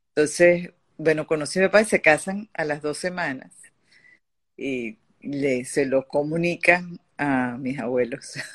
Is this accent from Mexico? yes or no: no; Venezuela; also born or lived in Paris, France; yo, nací en París y, porque mis padres estaban justamente eh, viviendo en Francia en, ese momento, volví a Venezuela de bebé